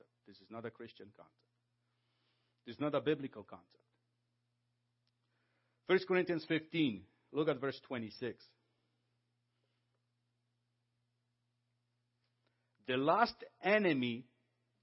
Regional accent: Poland; now in Canada; I came from Poland.

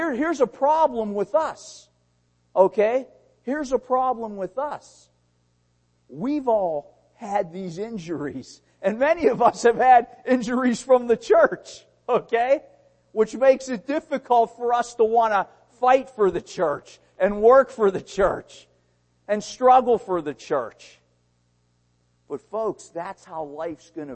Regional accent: Pittsburgh, Pennsylvania, United States; I was born in Pittsburgh, Pennsylvania.

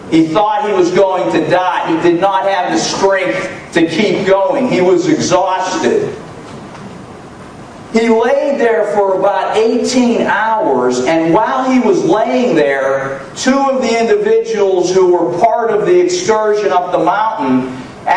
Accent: United States; I'm from the United States

